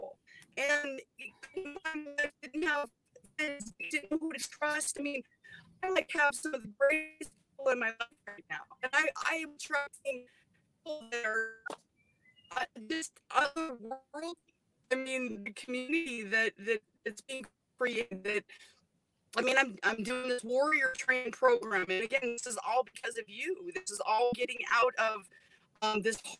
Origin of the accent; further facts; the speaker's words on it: Southern California, United States; also born or lived in Germany; I grew up in Southern California